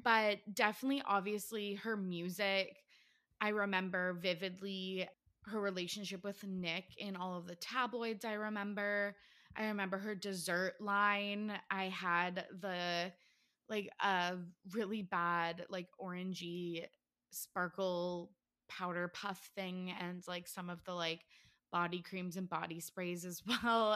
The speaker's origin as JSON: {"language": "English", "country": "Canada", "said": "I'm from Canada"}